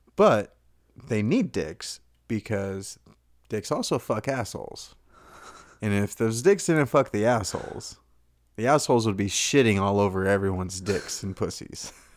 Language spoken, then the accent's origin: English; Texas, United States; I grew up in Texas